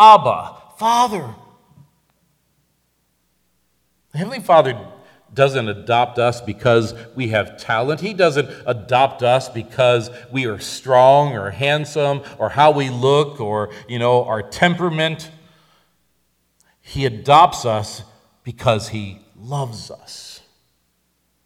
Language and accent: English; Northampton, Massachusetts, United States; I was born in Northampton, Massachusetts